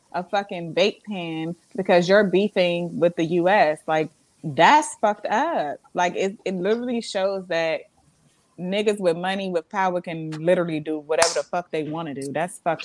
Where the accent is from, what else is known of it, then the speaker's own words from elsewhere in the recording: Montgomery County, Maryland, United States; also born or lived in Florida; I was raised in Florida, but I grew up in Maryland. I'm a Maryland girl at heart. I was born here